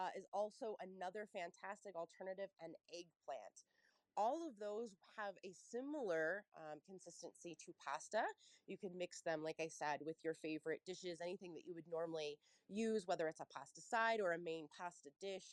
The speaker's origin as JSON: {"language": "English", "town": "Cincinnati", "region": "Ohio", "country": "United States", "moved": "yes", "said": "I'm from Cincinnati, Ohio. So any of my fellow Cincinnatians"}